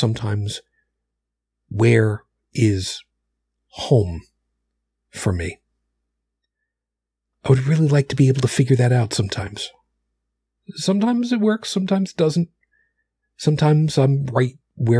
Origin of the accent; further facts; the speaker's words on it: Long Island, New York, United States; moved away; also born or lived in Brooklyn; I was raised on Long Island